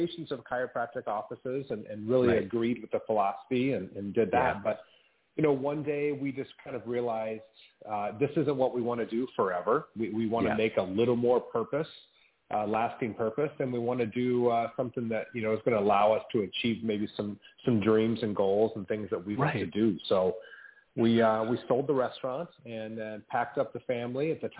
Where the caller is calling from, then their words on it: Rancho Santa Fe, California, United States; Just north of San Diego, here in a little town called Rancho Santa Fe. So essentially San Diego.